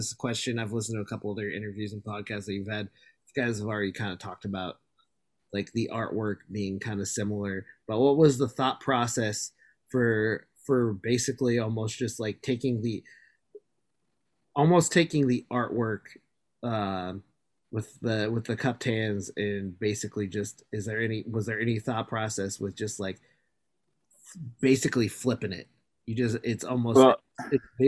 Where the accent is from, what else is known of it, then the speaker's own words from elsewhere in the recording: Seattle, Washington, United States; I've lived in Seattle my whole life.